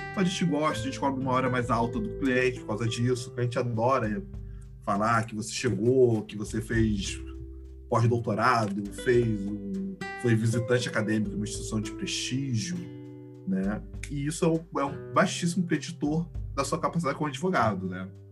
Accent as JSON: {"language": "Portuguese", "town": "Florianópolis", "region": "Santa Catarina", "country": "Brazil", "tie": "born or raised there", "also_born_or_lived": "Rio Grande, Rio Grande do Sul", "said": "Eu tenho sorte de ser um gaúcho que cresceu em São Catarina"}